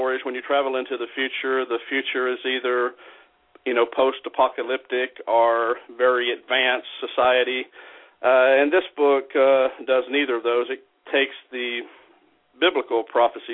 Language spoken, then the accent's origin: English; Alabama, United States; now in Milwaukee, United States; And I'm from Alabama. I live in Milwaukee, but I grew up in Alabama